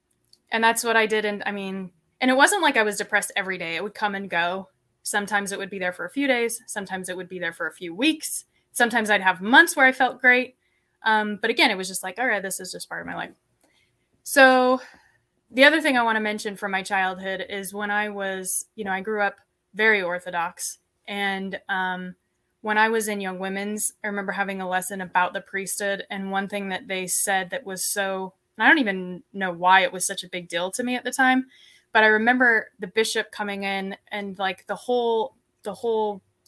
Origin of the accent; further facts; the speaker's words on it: Layton, Utah, United States; So growing up, I grew up in Utah, in Layton, and I grew up on a small ranch.